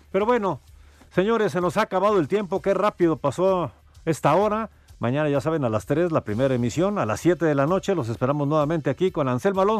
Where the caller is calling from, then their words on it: Jiutepec, Morelos, Mexico; de Jutepec, Morelos.